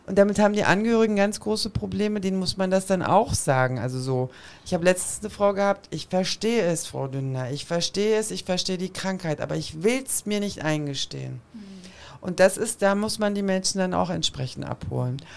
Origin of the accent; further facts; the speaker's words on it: Berlin, Germany; ich bin in Kreuzberg groß geworden